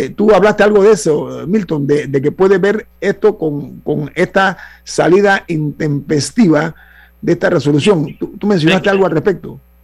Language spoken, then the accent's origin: Spanish; Panama; como panameño